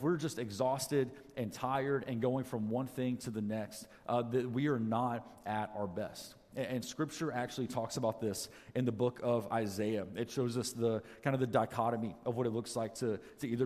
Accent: Atlanta, Georgia, United States; moved away as an adult; now in Alaska, United States; I grew up in Atlanta, Georgia. That's where I've always lived before we moved up here

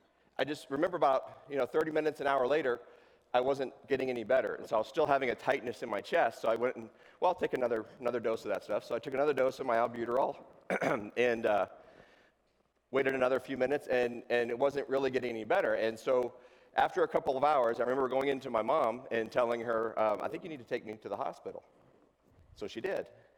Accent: Tucson, Arizona, United States; also born or lived in West Virginia; I'm originally from West Virginia, but I grew up in Tucson in the desert down there

